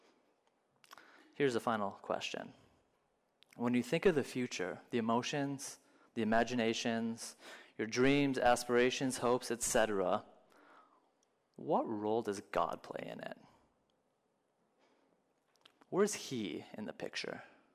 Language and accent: English; Minnesota, United States; moved away as an adult; also born or lived in Florida; I grew up in Minnesota, and I lived in Florida for a while